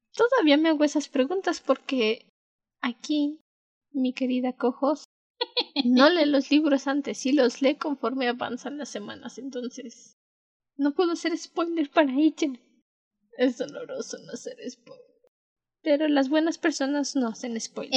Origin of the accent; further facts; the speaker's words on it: Mexico; las dos somos de México